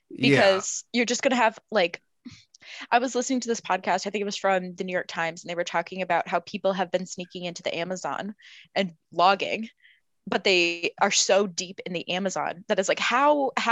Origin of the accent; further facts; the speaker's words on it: South Africa; that was, I'm, not, I'm not British, but South African.